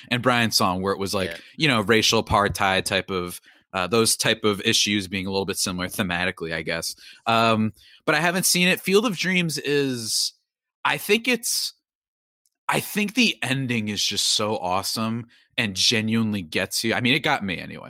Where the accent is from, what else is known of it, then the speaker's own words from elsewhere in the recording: New Jersey, United States; I'm from New Jersey